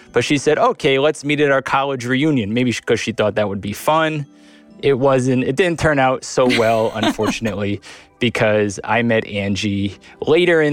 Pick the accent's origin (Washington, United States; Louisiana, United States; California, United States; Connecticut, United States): Connecticut, United States; North Branford; I'm from North Brantford, Connecticut